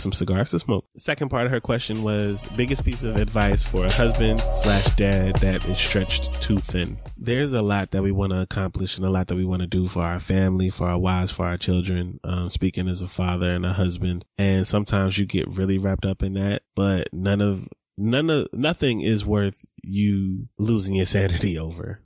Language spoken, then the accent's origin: English; Atlanta, Georgia, United States; I grew up in Atlanta